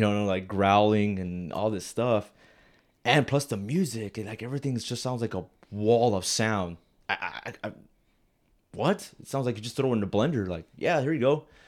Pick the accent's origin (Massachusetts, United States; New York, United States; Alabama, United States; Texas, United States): Texas, United States; Rio Grande Valley; also born or lived in Alamo, Texas; I'm from the Valley, Rio Grande Valley, uh, down in Texas